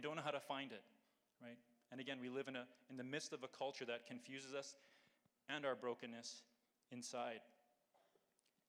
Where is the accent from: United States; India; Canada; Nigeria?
Canada; Calgary, Alberta; I was born and raised here in Calgary, in Ranchlands for 17 years